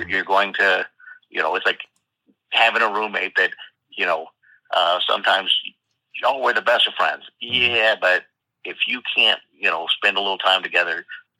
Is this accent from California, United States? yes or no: yes; Stockton, California, United States; So, you know, I'm from Stockton.